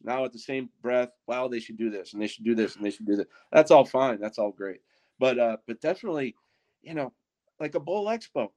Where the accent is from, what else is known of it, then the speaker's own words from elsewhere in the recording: Wisconsin, United States; we're from Wisconsin